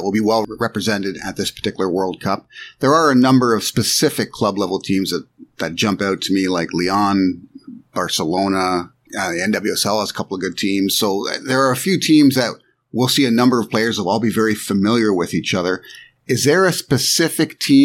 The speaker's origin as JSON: {"language": "English", "country": "Canada", "said": "as a Canadian"}